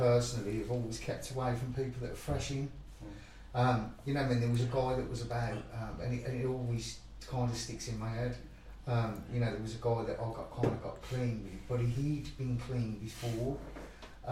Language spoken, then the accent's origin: English; Chelmsley Wood, West Midlands, United Kingdom; I grew up on Chelmsleywood